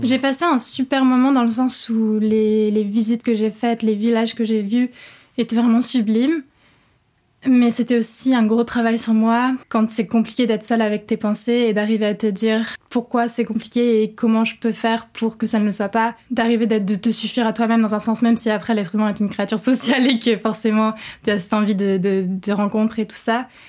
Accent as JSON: {"language": "French", "town": "Rouen", "region": "Normandy", "country": "France", "tie": "born or raised there", "also_born_or_lived": "England", "moved": "yes", "lives_now": "Paris, France", "said": "je suis originaire de Rouen en Normandie"}